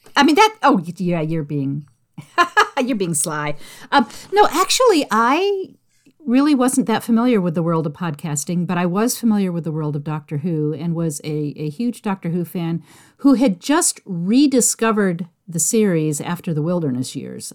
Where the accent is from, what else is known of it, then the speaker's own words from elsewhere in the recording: San Jose, California, United States; I grew up in San Jose, California